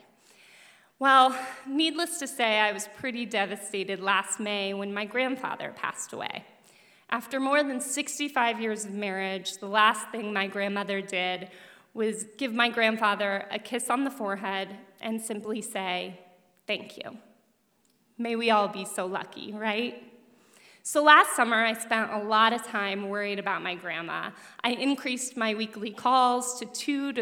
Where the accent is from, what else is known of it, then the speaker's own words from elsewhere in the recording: Denver, Colorado, United States; I grew up in Denver, Colorado